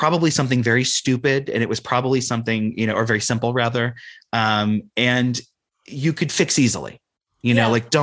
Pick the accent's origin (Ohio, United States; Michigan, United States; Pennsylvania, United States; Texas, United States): Ohio, United States; now in San Francisco Bay Area, United States; when I was growing up in Ohio